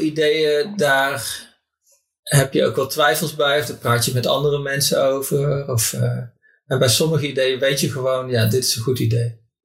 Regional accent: North Brabant, Netherlands; moved away as an adult; in mijn vriendengroep in, in, eh, in Brabant, waar ik vandaan kom

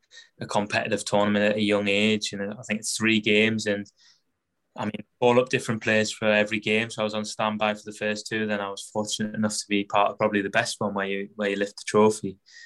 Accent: Newcastle upon Tyne, North East England, United Kingdom; I'm from Newcastle. Lived there all my life.

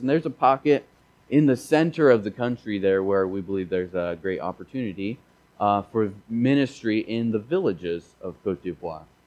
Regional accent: Missouri, United States; I grew up in Missouri, and we didn't really speak a lot of French there.

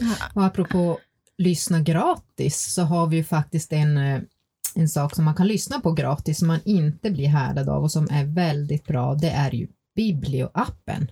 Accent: Gällivare, Norrbotten County, Sweden; moved away; jag kommer ju själv ursprungligen från Gällivare och hade samiska elever i min klass

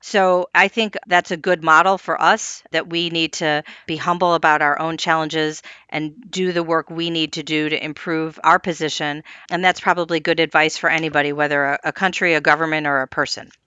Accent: Midwest, United States; I'm also from the Midwest

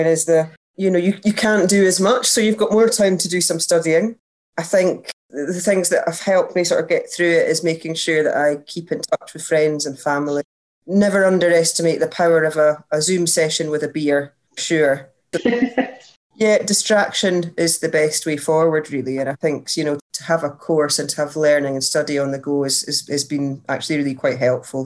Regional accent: Scotland, United Kingdom; moved away as an adult; also born or lived in Australia / France / England; now in London, United Kingdom; I'm Scottish, as you can hear by my voice.

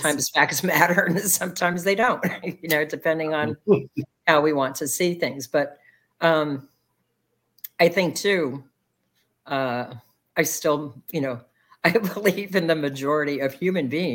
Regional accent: Florida, United States; my home state, Florida

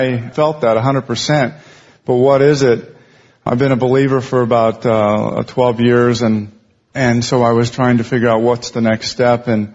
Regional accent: Montana, United States; moved away as an adult; also born or lived in Los Angeles area; now in Los Angeles, United States; I'm from Montana. I moved down here to work in the film business about 15 years ago

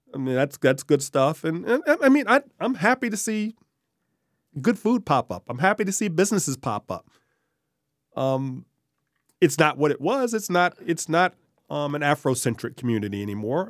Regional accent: Richmond, Virginia, United States; also born or lived in Glen Allen, Virginia / Henrico County, Virginia; I grew up in Richmond. Um, born in the Bird Park neighborhood

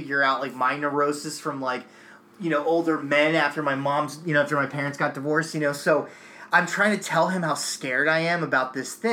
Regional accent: New Jersey, United States; also born or lived in outside Philadelphia; now in Massachusetts, United States; before I moved to Massachusetts, I grew up in South Jersey

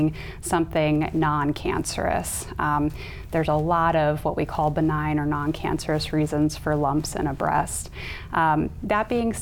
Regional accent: Sioux Falls, South Dakota, United States; moved away; I'm originally from the Sioux Falls area, and I'm back for the last year practicing medical oncology in Sioux Falls

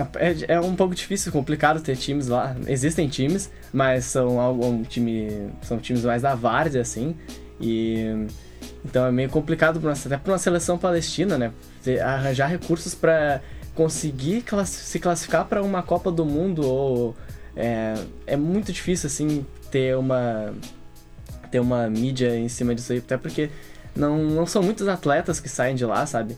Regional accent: Brazil; Eu nasci no Brasil, mas meus avós, por exemplo, eles não

